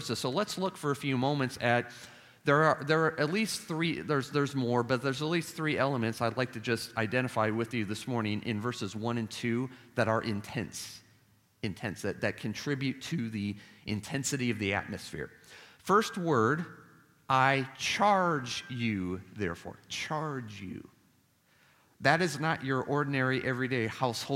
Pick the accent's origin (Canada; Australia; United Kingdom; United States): United States; Chicago, Illinois; now in Nashville, United States; the city of Chicago, where I was born and raised.